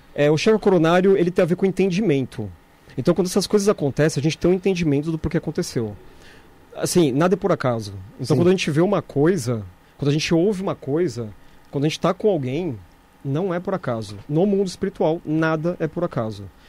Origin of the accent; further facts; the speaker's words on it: São Paulo, Brazil; eu nasci aqui do lado, né? Eu nasci na Bela Vista